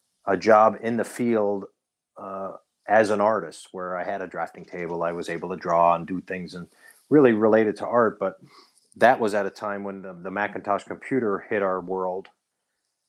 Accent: Yatesville, Pennsylvania, United States; I grew up in Yatesville, Pennsylvania

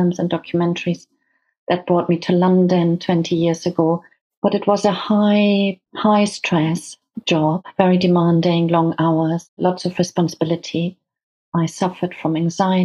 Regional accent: Hamburg, Germany; now in United Kingdom; I grew up in Germany. I'm German.

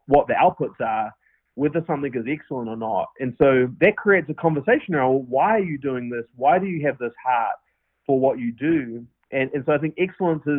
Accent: New Zealand; accent: New Zealand; moved away as an adult; now in United States; Obviously, I'm from New Zealand with my New Zealand accent. And moved up here in December of 13

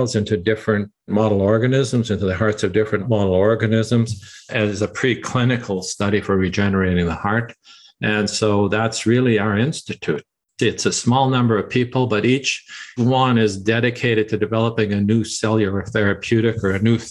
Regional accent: Canada; moved away as an adult; we're Canadian. My wife and I are Canadian, and we thought, we would like to come back to Toronto

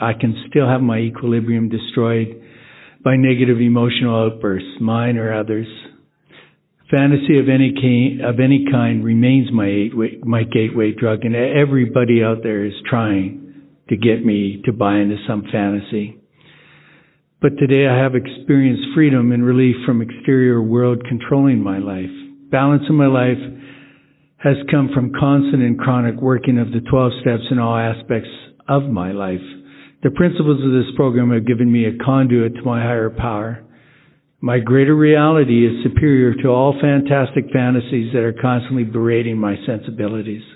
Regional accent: Edmonton, Alberta, Canada; I'm from Edmonton, Alberta, Canada

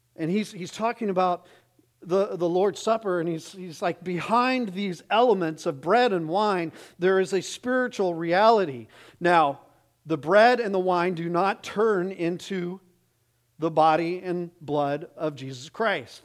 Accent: Arizona, United States; I grew up in Arizona

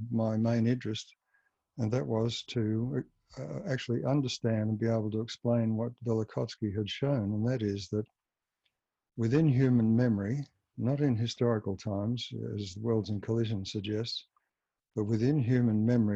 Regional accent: Melbourne, Victoria, Australia; moved away as an adult; now in Canberra, Australia; I was born and bred in Melbourne, went to Melbourne University

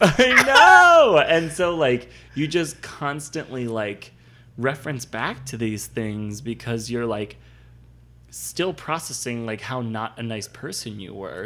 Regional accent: Northeast, United States; growing up in the Northeast

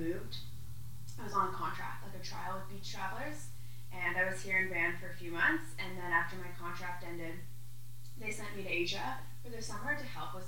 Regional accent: Toronto, Ontario, Canada; I'm originally from Toronto, and you know, when I was 18, I decided to move out

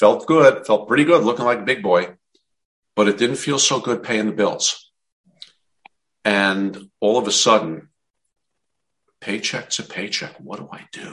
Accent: New Jersey, United States; I'm from New Jersey

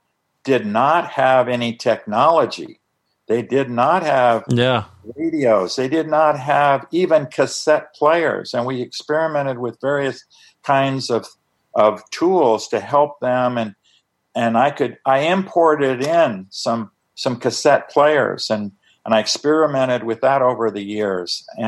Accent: Tucson, Arizona, United States; he was living right there in my hometown of Tucson, Arizona.

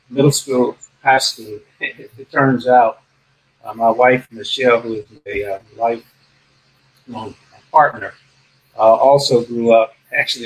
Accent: Miami, Florida, United States; I had a very good, let's say, childhood growing up in Miami

